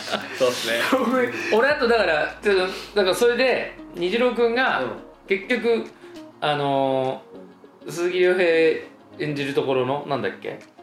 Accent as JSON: {"language": "Japanese", "region": "Okayama", "country": "Japan", "accent": "Okayama dialect", "said": "なんか俺これ岡山弁だから"}